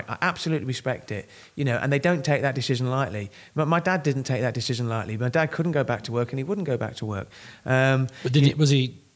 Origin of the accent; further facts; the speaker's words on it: Kent, South East England, United Kingdom; I'm from Kent